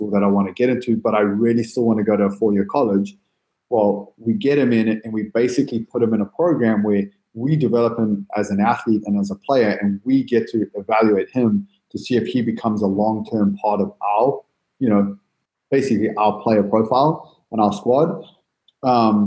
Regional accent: San Diego, California, United States; I'm an American, love America, love San Diego

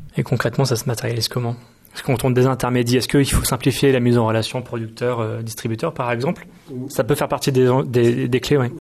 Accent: Nantes, Pays de la Loire, France; je viens de Nantes, il y a beaucoup de maraîchers autour de chez moi

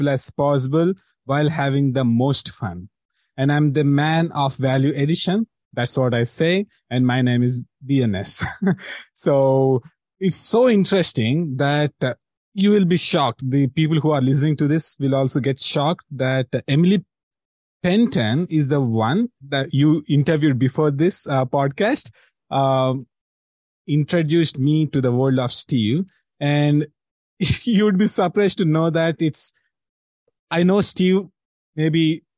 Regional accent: India; I'm from India.

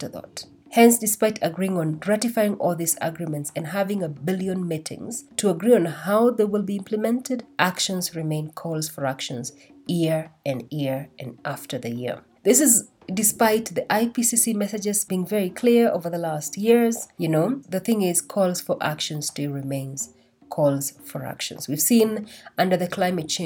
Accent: Kenya; while I was growing up in Kenya

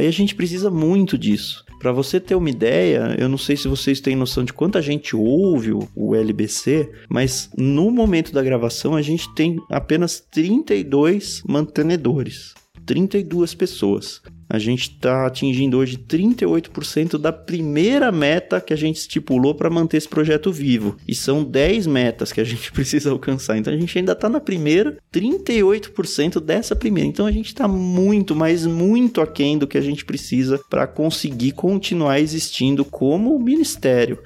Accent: Brazil; nós não somos brasileiros, lógico que somos, mas antes de sermos brasileiros

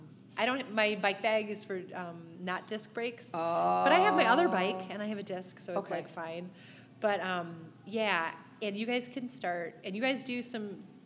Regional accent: Buffalo, New York, United States; And we're from Buffalo.

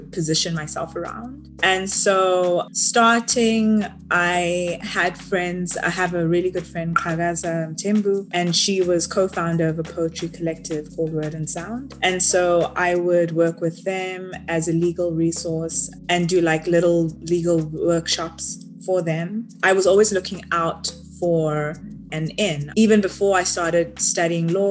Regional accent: Johannesburg, Gauteng, South Africa; moved away; I grew up in South Africa, born and raised in Joburg

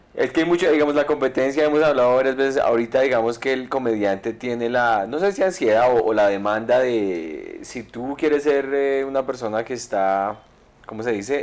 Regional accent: Colombia; moved away; also born or lived in Miami; soy colombiano

